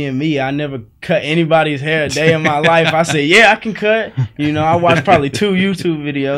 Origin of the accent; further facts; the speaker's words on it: Cicero, Illinois, United States; Cicero, Chicago.